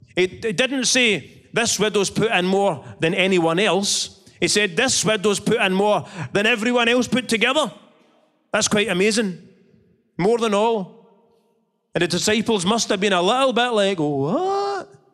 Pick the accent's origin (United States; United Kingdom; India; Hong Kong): United Kingdom; Scotland; I'm Scottish.